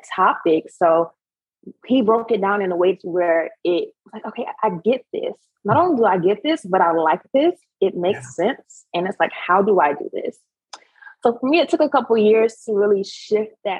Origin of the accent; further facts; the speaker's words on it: Savannah, Georgia, United States; now in Charlotte, United States; I am originally from Savannah, Georgia, currently located and focusing on Charlotte, North Carolina